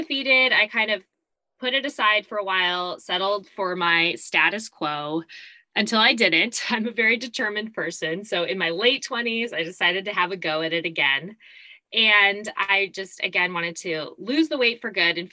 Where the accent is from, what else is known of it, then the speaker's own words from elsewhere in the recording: Arizona, United States; moved away as an adult; also born or lived in New York City; now in California, United States; I was originally born and raised in Arizona.